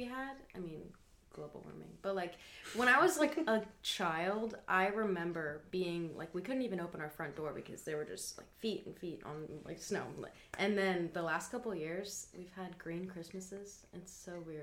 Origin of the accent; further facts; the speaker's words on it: Indianapolis, Indiana, United States; moved away as an adult; now in Jacksonville, United States; I lived in Indianapolis, so I lived like in downtown